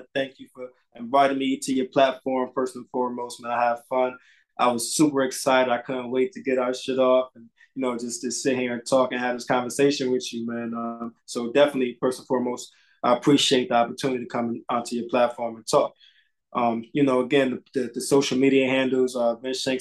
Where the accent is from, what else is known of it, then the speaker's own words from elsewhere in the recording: Bridgeport, Connecticut, United States; I grew up on South End of Bridgeport, Connecticut